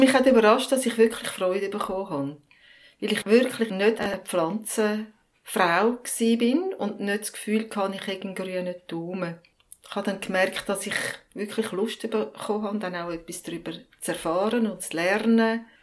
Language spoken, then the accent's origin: German; Zurich, Switzerland; Ich bin auch in Zürich aufgewachsen.